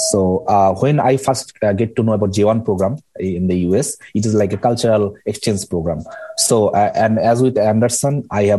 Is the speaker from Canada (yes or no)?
no; Bangladesh; moved away as an adult; So I grew up in a northern part of Bangladesh. I grew up in a remote village.